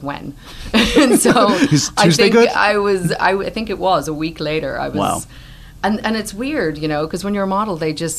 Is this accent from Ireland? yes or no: yes; Ireland; moved away; growing up in Ireland, there is kind of a rich local theater culture there